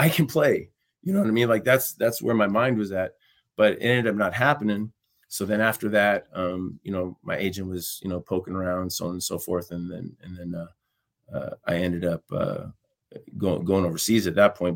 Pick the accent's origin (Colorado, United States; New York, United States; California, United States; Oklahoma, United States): New York, United States; New York City; moved away; also born or lived in Los Angeles / Boise; I was born in Brooklyn